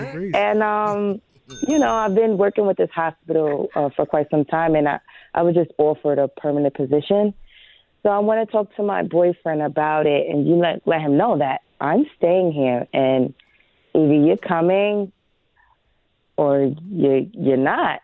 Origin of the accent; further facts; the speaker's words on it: Illinois, United States; moved away as an adult; also born or lived in North Carolina; So I'm originally from Illinois, and I'm a traveling nurse, so I travel pretty much pretty often. And I went down to North Carolina, and I love it.